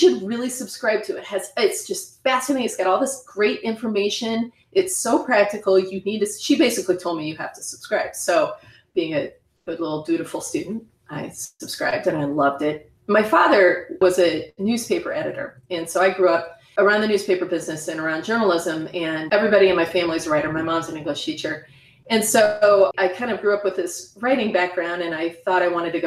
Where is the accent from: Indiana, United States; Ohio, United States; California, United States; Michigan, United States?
Indiana, United States; I grew up in Indiana in a little town, nowhere near Bloomington